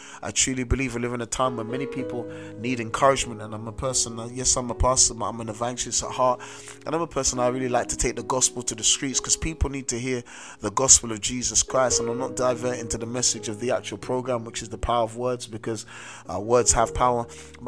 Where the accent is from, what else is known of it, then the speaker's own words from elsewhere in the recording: London, United Kingdom; I grew up in South London, a very notorious area in South London.